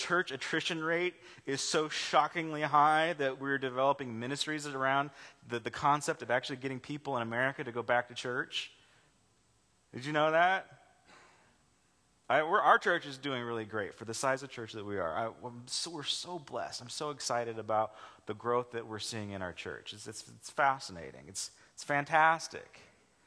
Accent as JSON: {"language": "English", "town": "Los Angeles", "region": "California", "country": "United States", "also_born_or_lived": "Charleston, South Carolina", "moved": "as an adult", "said": "I was from Los Angeles. I'm like, I don't live in Los Angeles. I live in the suburbs"}